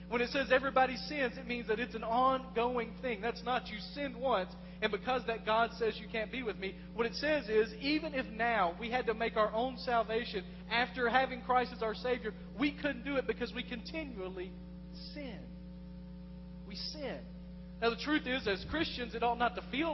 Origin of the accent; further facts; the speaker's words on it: West Tennessee, United States; moved away as an adult; I've lived in West Tennessee. I lived there 28 of the first 31 years of my life.